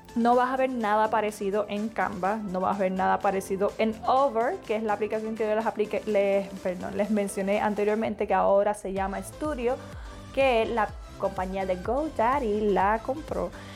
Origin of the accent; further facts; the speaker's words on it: Florida, United States; Yo soy de Florida, actualmente vivo en Florida